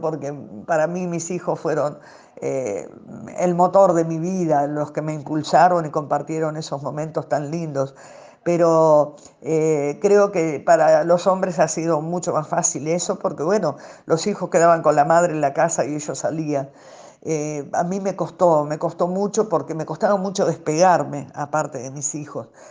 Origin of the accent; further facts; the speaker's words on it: Argentina; moved away; única representante de, de Argentina y por ese amor propio que uno tiene, decir, bueno, no quiero dejar mal parado a mi país